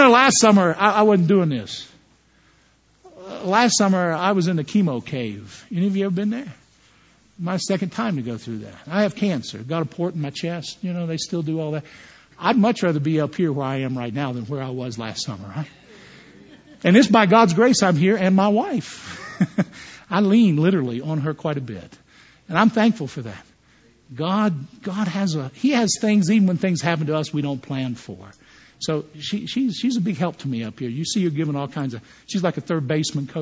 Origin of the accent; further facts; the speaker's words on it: West Virginia, United States; I grew up in West Virginia